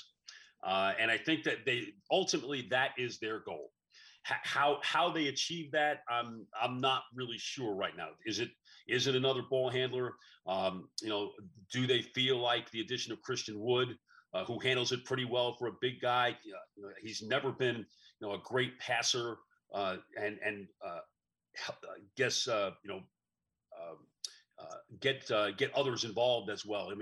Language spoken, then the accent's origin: English; New York, United States; moved away as an adult; also born or lived in Texas; now in Dallas, United States; I came from New York. We know nothing about high school football in New York. So it was an education for me coming to Texas